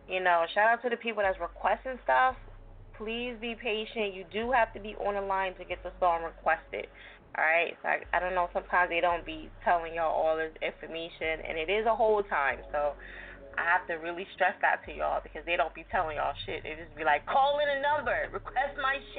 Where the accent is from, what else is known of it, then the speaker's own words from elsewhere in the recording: New Jersey, United States; I'm from Jersey